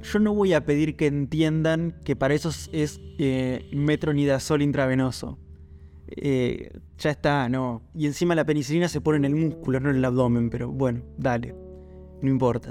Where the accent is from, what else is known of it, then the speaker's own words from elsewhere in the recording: Argentina; nosotros somos argentinos